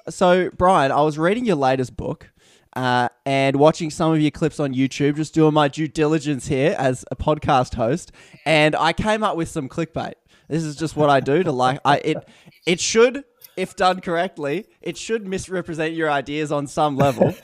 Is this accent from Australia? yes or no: yes; Australia; I'm Australian here